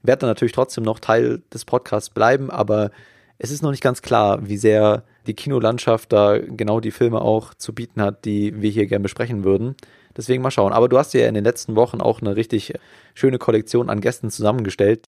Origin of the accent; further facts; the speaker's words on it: Germany; als Deutscher